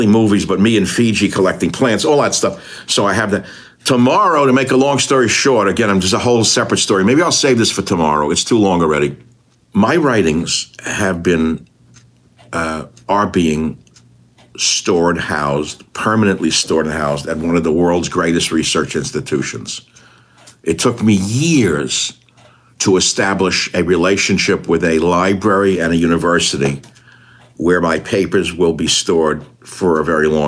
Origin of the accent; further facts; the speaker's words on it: New York, United States; moved away as an adult; also born or lived in Hawaii; I come from New York